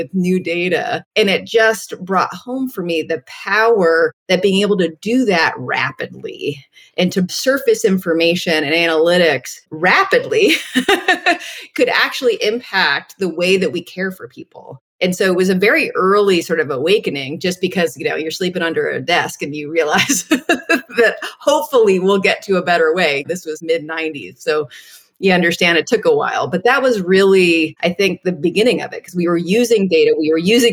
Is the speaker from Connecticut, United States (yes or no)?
yes; New Haven, Connecticut, United States; moved away as an adult; also born or lived in Bay Area; I grew up in New Haven, so I was a townie for Yale